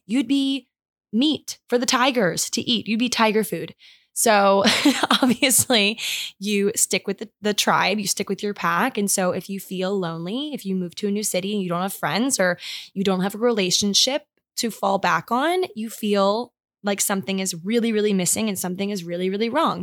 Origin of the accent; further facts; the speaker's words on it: Maryland, United States; moved away; we went home to my hometown in Maryland